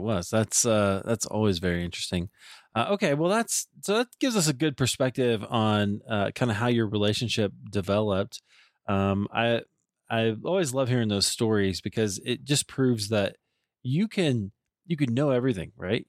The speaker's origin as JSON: {"language": "English", "region": "Iowa", "country": "United States", "tie": "born or raised there", "also_born_or_lived": "Deerfield, Illinois / Highland Park, Illinois", "moved": "yes", "said": "I grew up in Iowa"}